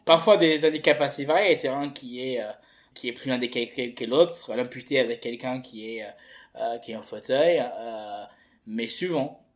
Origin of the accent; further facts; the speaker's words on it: England, United Kingdom; moved away as an adult; now in France; j'ai fait toutes mes mes études et mon enfance en Angleterre je suis arrivé en France il y a quatre ans